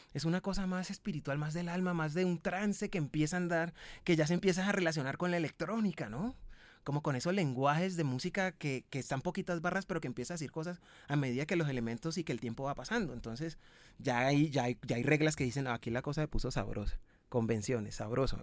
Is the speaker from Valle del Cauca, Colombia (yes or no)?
yes; Cali, Valle del Cauca, Colombia; de donde yo vengo, que vengo de Cali